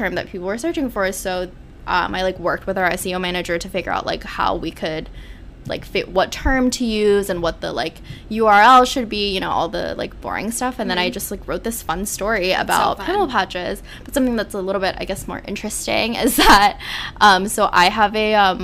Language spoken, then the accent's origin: English; South Korea; moved away as an adult; So I grew up in Korea, and my family still lives in Korea.